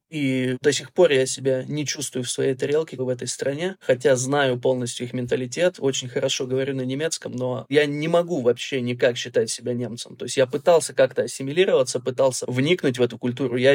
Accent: Germany; also born or lived in Urals, Russia; Я родился в России, на Урале

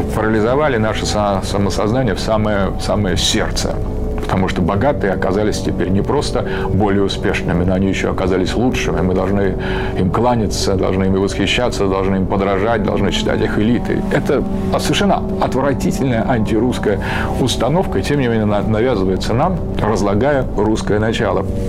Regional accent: Russia; почему же мы русские

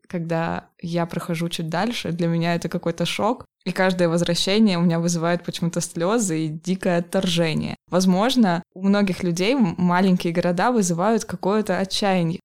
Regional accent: Polevskoy, Sverdlovsk Oblast, Russia; moved away; я сама из Полевского

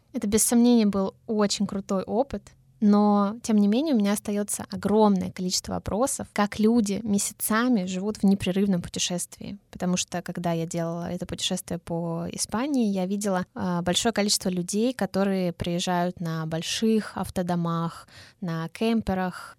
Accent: Russia; я из России

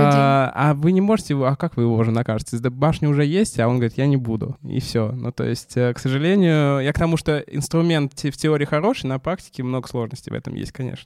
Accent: Samara, Samara Oblast, Russia; Я из Самары

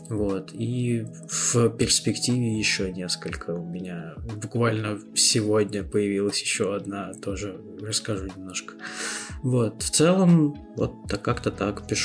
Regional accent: Moscow, Russia; Мы москвичи такие. Типичный москвич.

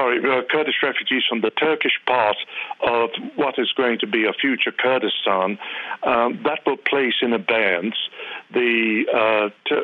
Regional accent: United Kingdom; moved away as an adult; now in United States; I'm a Brit. Although I've been here for 35 years, I've not become an American citizen.

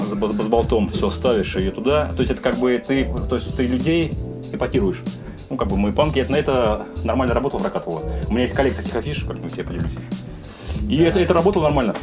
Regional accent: Vladimir, Vladimir Oblast, Russia; я так как из Владимира, от Владимира в Москву ехать э, всего лишь 3 часа на электричке

